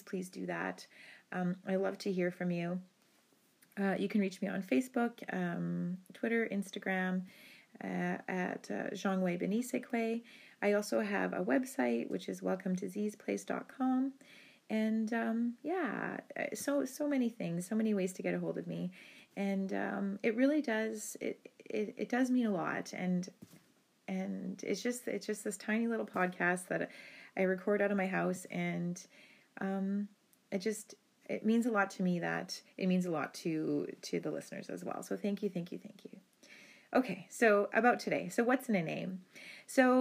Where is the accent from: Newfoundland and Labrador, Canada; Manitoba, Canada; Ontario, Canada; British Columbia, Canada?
Ontario, Canada; Rocky Bay First Nation, Northern; now in Thunder Bay, Canada; I'm Anishinaabe from Binjitiwabik, Saging Anishinaabek, which is Rocky Bay First Nation in Northern Ontario. And I'm an urban Indigenous person. I live in Thunder Bay, Ontario